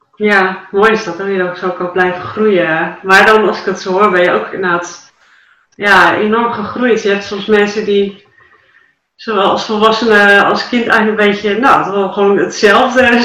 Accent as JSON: {"language": "Dutch", "town": "Dalen", "region": "Drenthe", "country": "Netherlands", "tie": "born or raised there", "said": "in Dalen, voor mijn geboortedorp"}